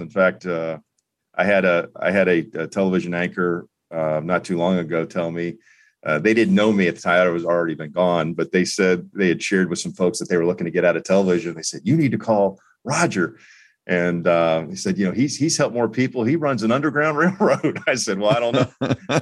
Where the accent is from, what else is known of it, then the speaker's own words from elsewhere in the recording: Florida, United States; also born or lived in North Carolina; now in Indianapolis, United States; growing up in Florida